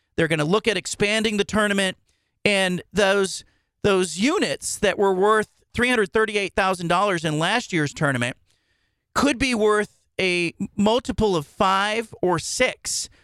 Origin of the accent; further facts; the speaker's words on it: Bay Area, California, United States; moved away; we grew up in the Bay Area